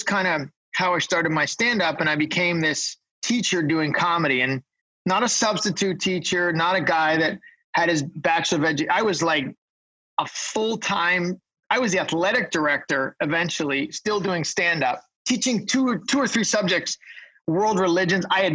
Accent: Canada; I'm the Canadian one

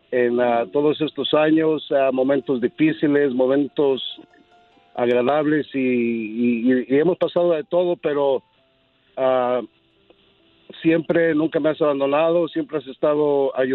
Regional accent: León, Guanajuato, Mexico; ah, mi soy de León, Guanajuato, donde la vida no vale nada.

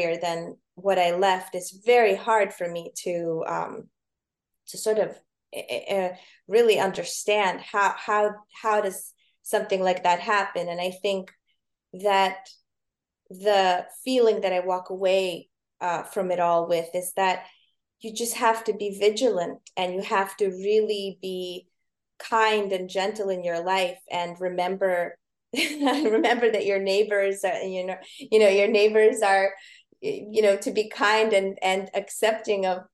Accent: New York City, New York, United States; also born or lived in Soviet Union; as a New Yorker

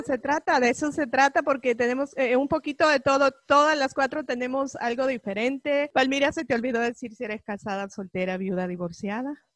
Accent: El Salvador; now in Los Angeles, United States; salvadoreña, eh, vivo 25 años aquí en este país

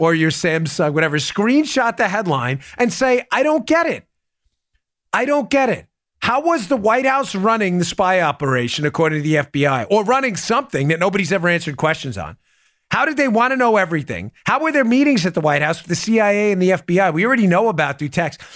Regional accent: New York, United States; I grew up in New York.

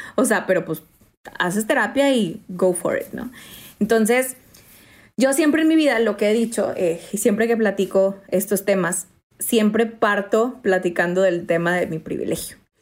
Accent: Mexico; yo soy mexicana

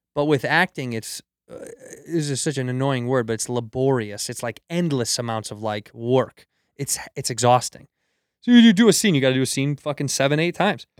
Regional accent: Chicago, Illinois, United States; moved away; I grew up in Chicago

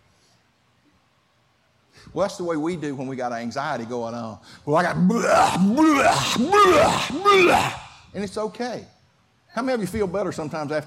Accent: Clayton County, Georgia, United States; I was raised in Clayton County

